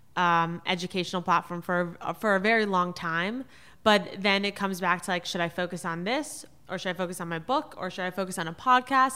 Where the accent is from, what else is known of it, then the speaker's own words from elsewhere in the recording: South Florida, United States; also born or lived in New York City; my parents were living in South Florida. That's where I grew up